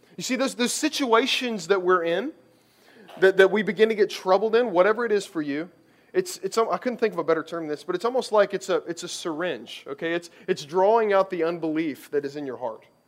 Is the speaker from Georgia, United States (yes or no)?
no; Kentucky, United States; I grew up in Kentucky